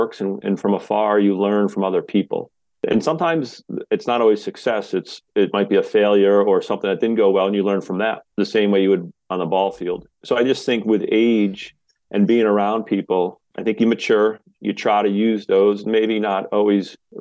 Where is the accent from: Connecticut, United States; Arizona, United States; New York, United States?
Connecticut, United States; Washington; grew up youngest of seven kids in a small town, small area here